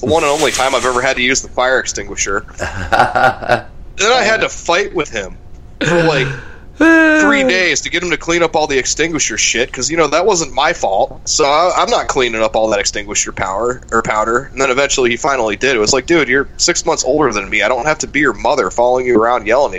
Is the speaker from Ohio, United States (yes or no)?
yes; Ashtabula, Ohio, United States; moved away; I'm from Ashtabula, which has like a pretty big train hub.